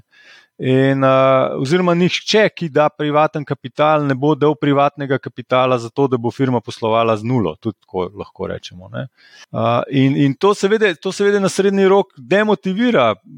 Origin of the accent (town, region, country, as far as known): Slovenia